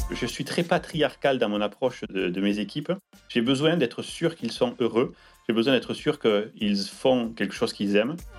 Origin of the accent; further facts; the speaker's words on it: Landes, Nouvelle-Aquitaine, France; moved away as an adult; also born or lived in Pau / Toulouse; now in Seattle, United States; je suis né dans les Landes, je suis euh, du sud-ouest, j'ai fait mes études à Pau puis à Toulouse.